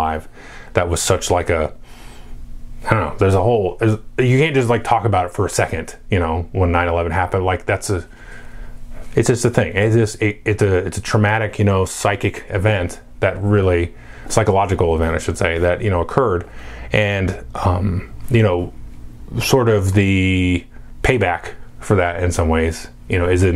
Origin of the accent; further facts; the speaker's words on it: United States; I grew up in America in the 80s